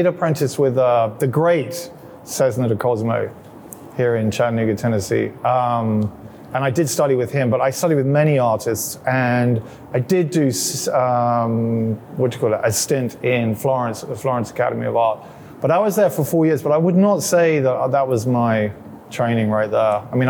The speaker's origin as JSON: {"language": "English", "region": "England", "country": "United Kingdom", "tie": "born or raised there", "said": "I went to a lot of boarding schools, so I didn't actually spend a lot of time growing up in London, I wouldn't say. And we moved around England a lot when I was growing up."}